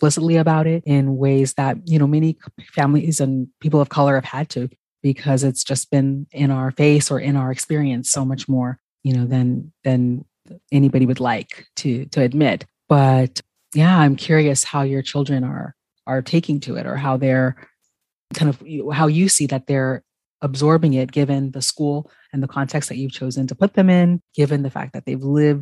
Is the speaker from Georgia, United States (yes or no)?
no; California, United States; growing up in California, I was, you know, as a, you know, Ghanaian American, right? Growing up in California